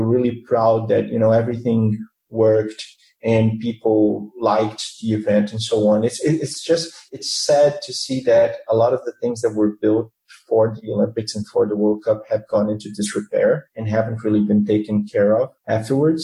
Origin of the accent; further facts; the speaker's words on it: Rio de Janeiro, Brazil; I was born and raised here in Rio